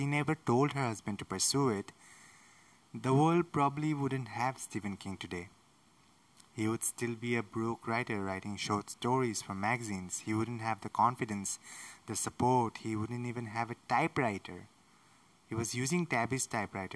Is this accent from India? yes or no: yes; India; I'm from India